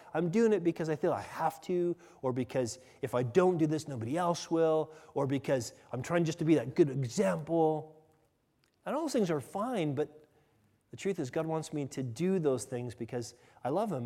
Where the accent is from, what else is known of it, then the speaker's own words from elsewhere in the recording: United States; me as an American